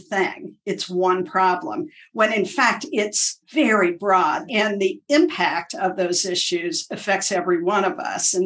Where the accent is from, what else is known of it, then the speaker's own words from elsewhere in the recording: Appalachia, United States; moved away; also born or lived in Washington, D.C.; I was raised in Appalachia, which is a rural area in the United States